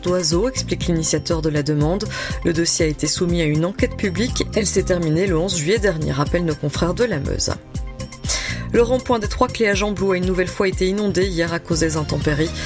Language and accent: French; Belgium; Chez nous, en Belgique